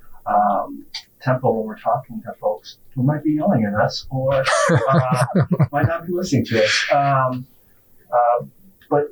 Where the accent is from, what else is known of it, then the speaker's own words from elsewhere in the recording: Kenya; now in United States; I'm also a foreigner. I was born in Kenya.